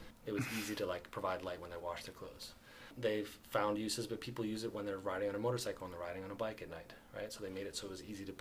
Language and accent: English; Philadelphia, Pennsylvania, United States; I grew up in Philadelphia